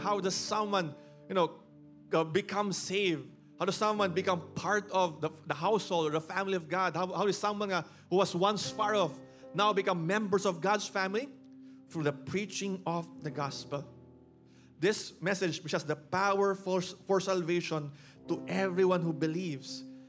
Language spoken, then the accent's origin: English; Philippines; because growing up in the Philippines, for us now, the cross is a religious symbol.